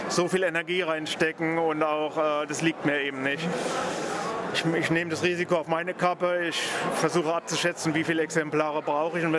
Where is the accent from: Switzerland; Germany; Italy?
Germany; Rhineland-Palatinate; now in Berlin, Germany; Ich wohne seit 2004 in Berlin. Ich stamme ursprünglich aus der Pfalz und bin wegen der Liebe nach Berlin